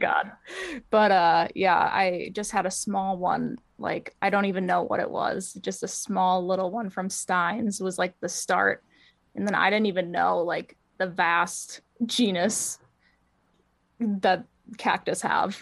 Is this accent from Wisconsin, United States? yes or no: yes; Wisconsin, United States; moved away as an adult; also born or lived in Philadelphia; now in Nashville, United States; raised in Wisconsin mostly